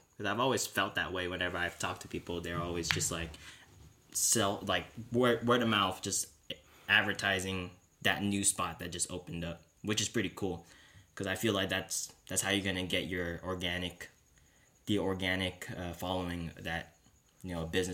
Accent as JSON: {"language": "English", "town": "San Jose", "region": "California", "country": "United States", "tie": "born or raised there", "lives_now": "San Diego, United States", "said": "we grew up in San Jose"}